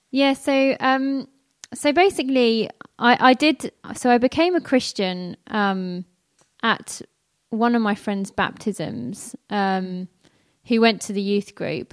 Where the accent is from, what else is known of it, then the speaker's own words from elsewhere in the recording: London, United Kingdom; I grew up in North London, which some of you might be able to tell from some of my accent occasionally. I don't pronounce my T and H's